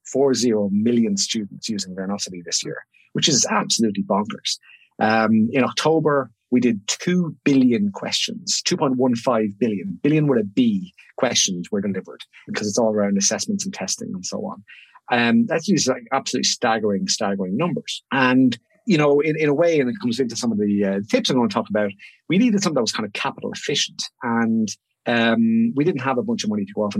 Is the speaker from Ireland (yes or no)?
yes; Ireland; moved away as an adult; now in Sydney, Australia